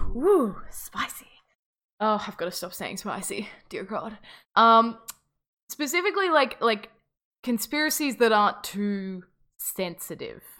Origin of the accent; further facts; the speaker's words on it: Australia; we are Australian